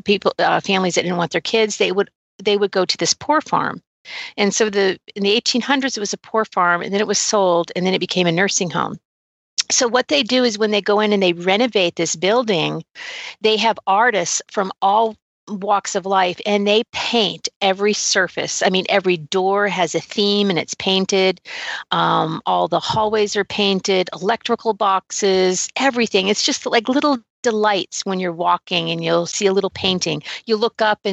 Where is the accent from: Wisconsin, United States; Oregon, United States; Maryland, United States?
Oregon, United States; moved away; also born or lived in Maine; I grew up in Oregon